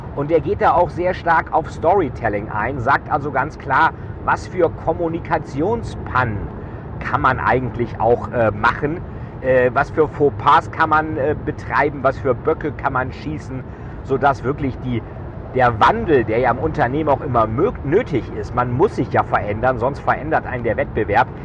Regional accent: Bremen, Germany; Ja, ich komme ja selber aus Bremen

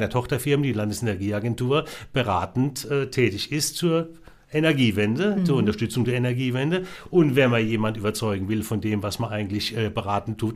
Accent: Rhineland-Palatinate, Germany; ich bin ja aus der Pfalz, ne?

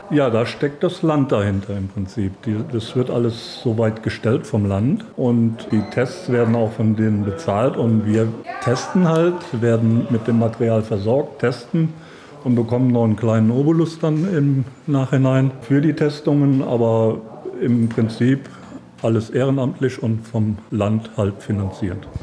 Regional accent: Schöndorf, Rhineland-Palatinate, Germany; in meinem Heimatort in Schöndorf unser Gasthaus

